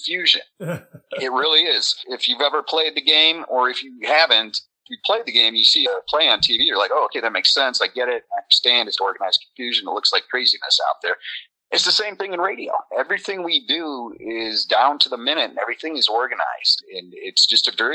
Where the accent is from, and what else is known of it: St. Joseph, Michigan, United States; born or raised there; moved away as an adult; also born or lived in Evanston, Illinois / Lansing area, Michigan